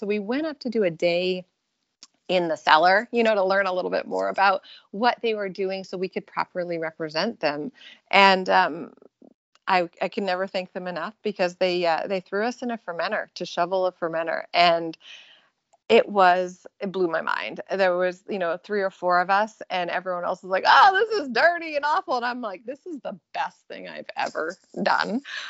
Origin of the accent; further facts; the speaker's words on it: British Columbia, Canada; now in California, United States; I'm born and raised in British Columbia, Canada. And so I grew up actually on a little tiny island in northern British Columbia, really entirely off the grid.